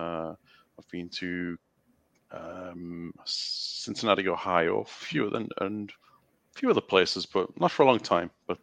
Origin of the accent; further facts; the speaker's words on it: United Kingdom; in the UK, what you would call soccer in the States is our main sport